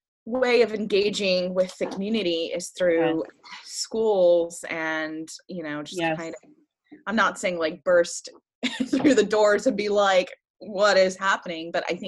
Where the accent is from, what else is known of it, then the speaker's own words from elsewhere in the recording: Baton Rouge, Louisiana, United States; first language French; English is a second language; now in Pennsylvania, United States; I grew up in Baton Rouge, Louisiana, in the deep South.